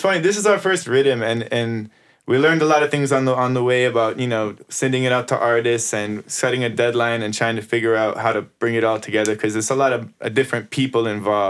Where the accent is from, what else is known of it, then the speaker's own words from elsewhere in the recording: Chicago, Illinois, United States; now in Texas, United States; since we're both coming from Chicago and we're now a part of this Texas reggae thing